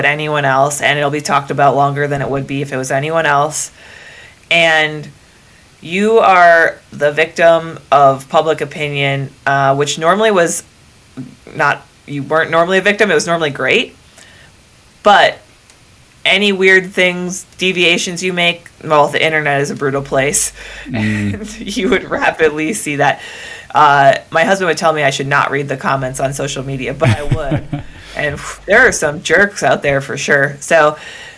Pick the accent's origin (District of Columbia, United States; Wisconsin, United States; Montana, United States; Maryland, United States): Wisconsin, United States; Northern; I'm from Northern Wisconsin, which is practically Canada.